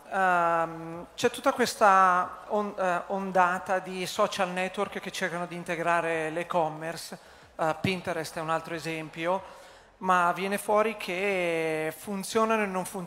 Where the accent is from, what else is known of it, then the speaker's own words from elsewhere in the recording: Milan, Lombardy, Italy; Allora, io sono di Milano, l'idea mi è venuta a Milano.